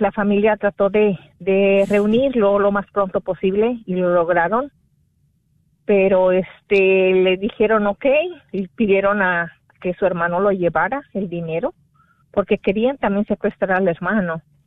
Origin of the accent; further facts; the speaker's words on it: Guerrero, Mexico; de donde soy originaria que es el estado de Guerrero